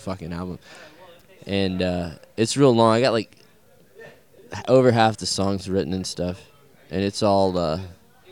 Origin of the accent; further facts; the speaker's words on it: South Carolina, United States; accent: Southern; being from the South